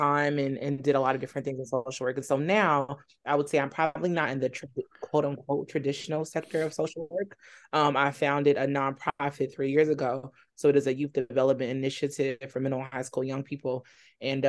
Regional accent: California, United States; moved away as an adult; also born or lived in Alabama / New York; now in Charlotte, United States; I'm originally from California

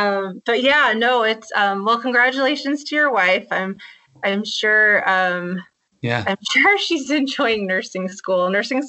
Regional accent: Ganado, Arizona, United States; also born or lived in Alamosa, Colorado; Yes, it's Ganado. That's where I was born and raised. That's where my parents still live, and that's where they have their ranch, and still pretty much and very much home to me.

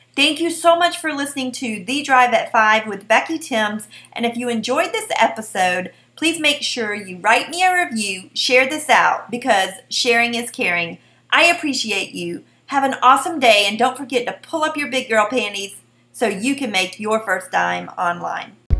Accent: South Carolina, United States; accent: southern; that's just my southern accent. And that's how we roll down here in South Carolina.

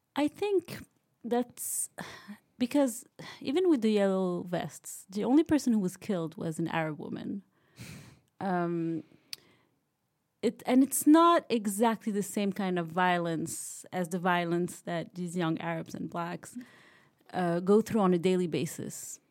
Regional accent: Morocco; moved away as an adult; also born or lived in United States; now in France; I grew up in Morocco. I went to school in the U S

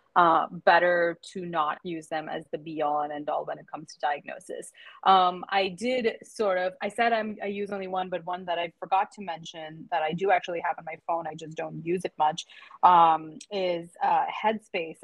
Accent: Mumbai, Maharashtra, India; moved away as an adult; also born or lived in Michigan; I am originally from Mumbai in India. So born there, raised there, did my undergrad there, and then I moved to Michigan

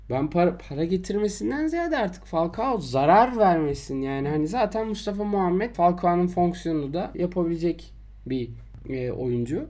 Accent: Istanbul, Turkey; ben Şişliliyim.

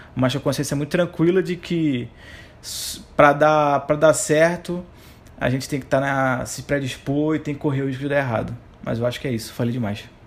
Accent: Rio de Janeiro, Brazil; moved away as an adult; now in Recife, Brazil; sou carioca, nasci no Rio de Janeiro, atualmente moro em Recife há 10 anos

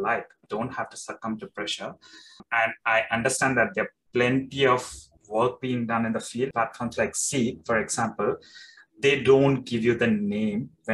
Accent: India; moved away; I'm coming from India. So Indians, they put their typical Indian attire

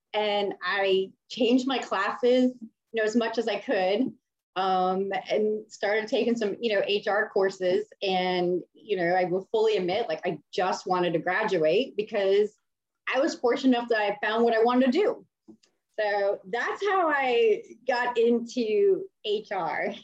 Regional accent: Miami, Florida, United States; I originally grew up in Miami

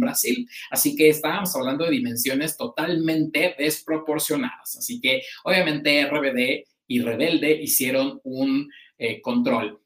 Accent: Mexico; como público mexicano

